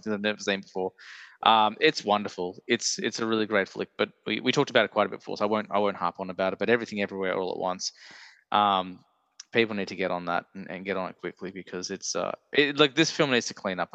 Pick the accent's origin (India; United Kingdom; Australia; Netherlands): Australia; an Australian movie podcaster